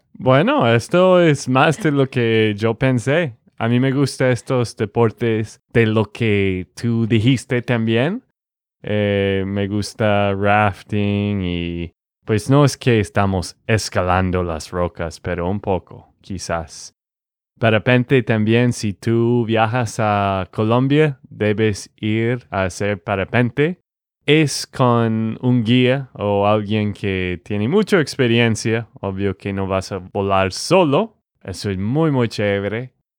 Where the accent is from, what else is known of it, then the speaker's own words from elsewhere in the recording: Texas, United States; de Texas, Estados Unidos